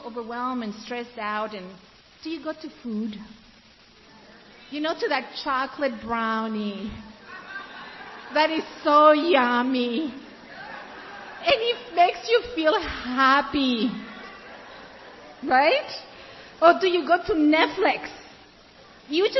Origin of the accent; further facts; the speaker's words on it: Ecuador; also born or lived in Africa; now in United States; I grew up in Ecuador and I lived in Africa.